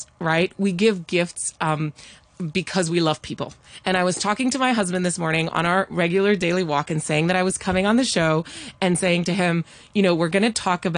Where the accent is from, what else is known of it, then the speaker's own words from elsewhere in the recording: Hong Kong; I grew up in Hong Kong, where, of course, we do love presenting